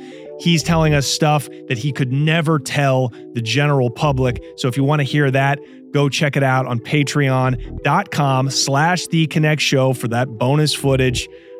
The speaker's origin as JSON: {"language": "English", "region": "West Coast", "country": "United States", "said": "I'm from the West Coast."}